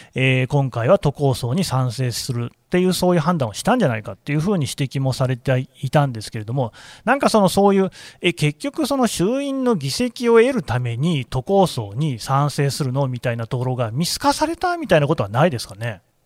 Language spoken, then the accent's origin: Japanese; Nagoya, Aichi, Japan; now in Tokyo, Japan; あの私は名古屋の生まれ出身なんですけれども